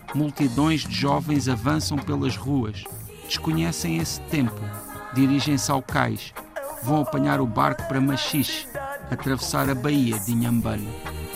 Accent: Portugal; somos portugueses

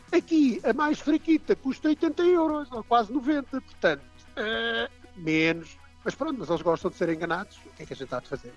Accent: Portugal; moved away as an adult; now in Dublin, Ireland; não sou irlandês, sou português, não é? E muito, muito bem nascido e criado em Portugal

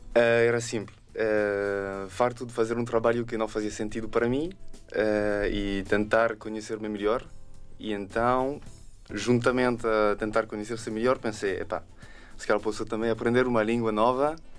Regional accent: France; Portuguese is a second language; moved away as an adult; now in Lisbon, Portugal; eu sou dos Alpes e os meus avós são de, de Lande

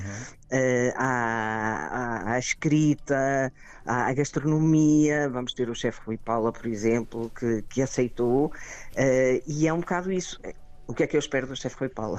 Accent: Porto, Norte, Portugal; accent: pronúncia do Norte; now in Brussels, Belgium; como devem perceber pela minha pronúncia, eu sou daqui, uhum. certo? E portanto o Porto andou comigo ao colo

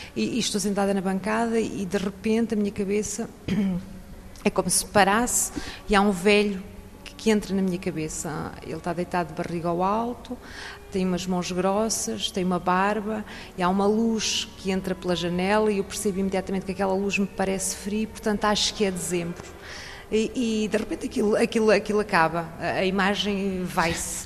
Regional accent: Portugal; moved away as an adult; now in France; Nós portugueses. Nasci numa aldeia.

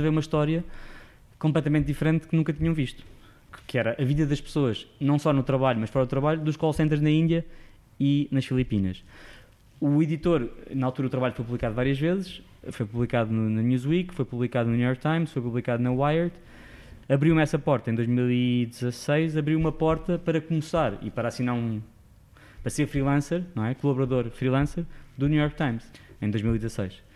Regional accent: Sintra, Lisbon, Portugal; moved away as an adult; now in Lisbon, Portugal; não sou de Lisboa, vivi em Sintra a minha vida toda, depois fui para fora

